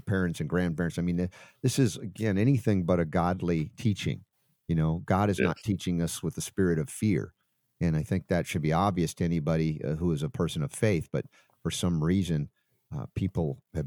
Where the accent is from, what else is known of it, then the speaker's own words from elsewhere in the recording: Atlanta, Georgia, United States; moved away as an adult; also born or lived in New York / Florida; I spent 30 years in Atlanta, Stone Mountain, Decatur. Before that, New York, and a little after that, Florida. So, but my most impressionable 30 years were in Atlanta